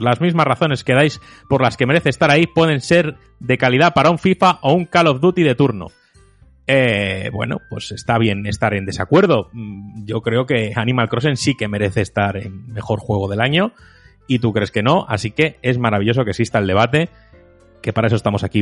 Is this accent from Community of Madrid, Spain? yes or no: yes; Móstoles, Community of Madrid, Spain; yo crecí en Móstoles